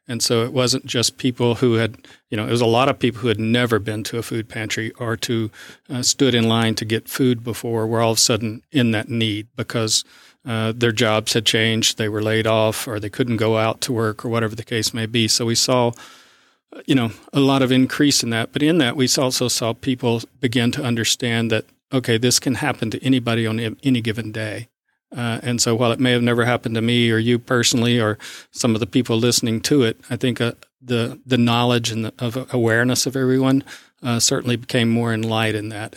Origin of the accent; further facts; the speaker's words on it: South Arkansas, United States; moved away as an adult; also born or lived in Midwest; now in East Texas, United States; I grew up in South Arkansas